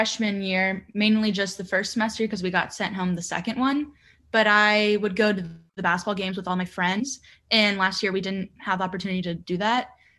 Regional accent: Virginia, United States; And I'm from Virginia.

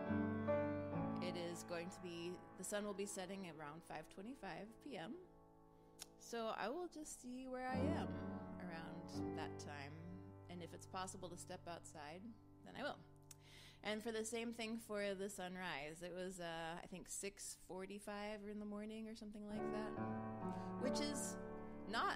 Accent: East Coast, United States; now in West Coast, United States; I grew up on the East Coast, so I associate the sunrise with the sun over the ocean

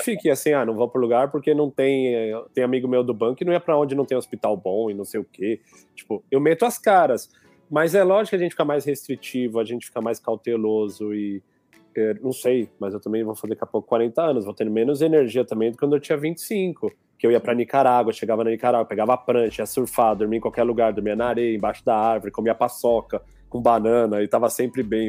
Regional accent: São Paulo, Brazil; moved away as an adult; also born or lived in Piauí; now in Cascais, Portugal; eu sou de São Paulo, cresci em São Paulo

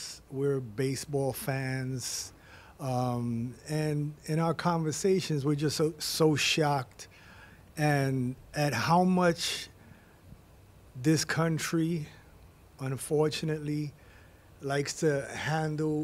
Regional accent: New York City, New York, United States; I grew up in the Bronx. I'm from the Bronx

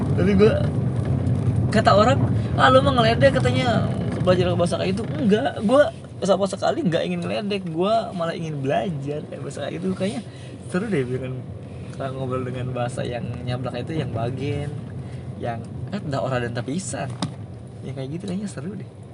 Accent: Sundanese area, West Java, Indonesia; first language Sundanese; Indonesian is a second language; gue dari kecil sampai kelas 3 SMA itu uh, sekolah eh kelas 3 SMP kelas 3 SMP maksud gue gue sekolah di daerah Sunda

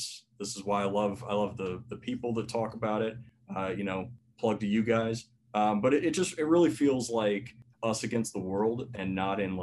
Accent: Lake Wales, Florida, United States; also born or lived in Jacksonville, Florida; now in Tennessee, United States; I was born in Jacksonville. I moved down to Lake Wales after my parents got divorced in 97

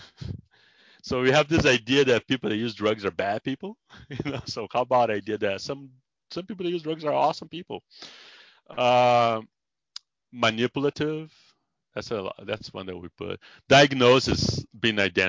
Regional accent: Brazil; English is a second language; moved away as an adult; also born or lived in San Diego, United States; now in United States; In Brazil, I was a psychologist.

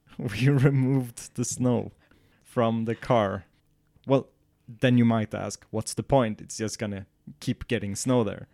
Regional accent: southern Sweden, Sweden; moved away as an adult; now in northern Sweden; my hometown is in the south and we're in the north of Sweden

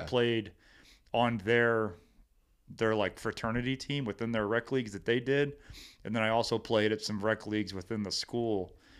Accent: Hillsboro, Missouri, United States; also born or lived in Cape Girardeau, Missouri; It's, uh, Hillsboro. Uh, born and raised there.

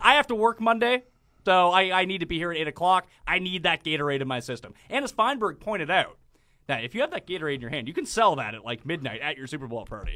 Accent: Newfoundland and Nova Scotia, Atlantic Canada, Canada; East Coaster from the, we're all from Newfoundland and Nova Scotia.

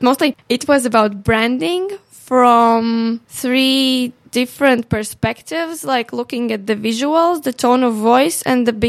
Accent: Latvia; from Latvia

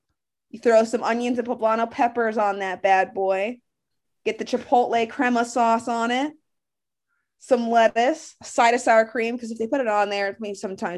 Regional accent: Akron, Ohio, United States; I am from Akron.

